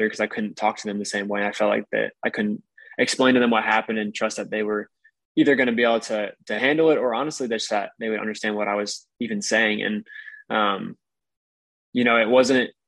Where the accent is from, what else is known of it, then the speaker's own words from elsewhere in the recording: Michigan, United States; moved away as an adult; also born or lived in Alabama; I grew up in Michigan